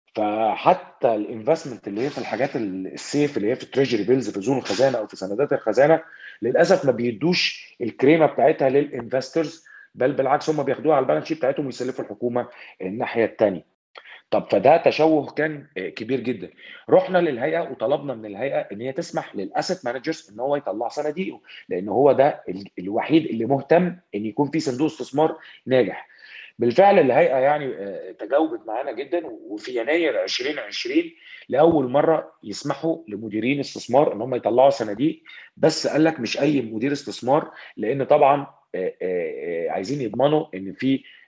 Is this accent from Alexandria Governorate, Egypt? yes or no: yes; Alexandria Governorate, Egypt; انا راجل اسكندراني طلعت في اسكندريه